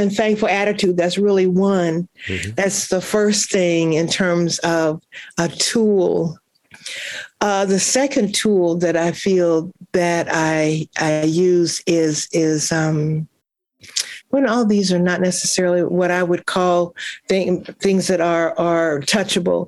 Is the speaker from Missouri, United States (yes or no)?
yes; Kansas City, Missouri, United States; moved away; I'm from Kansas City, Missouri